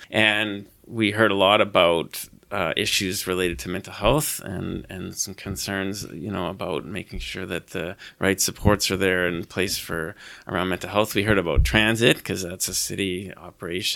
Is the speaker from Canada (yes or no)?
yes; British Columbia, Canada; moved away as an adult; also born or lived in Naramata, British Columbia; now in Saskatoon, Canada; I'm from British Columbia originally